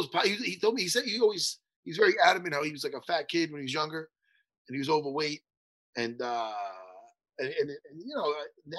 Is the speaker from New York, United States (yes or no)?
yes; East Meadow, New York, United States; East Meadow, my hometown, where I grew up.